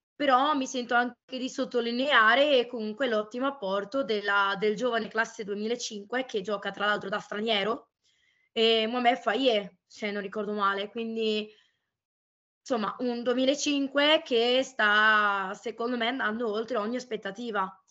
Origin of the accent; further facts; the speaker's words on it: Venice, Veneto, Italy; da veneziana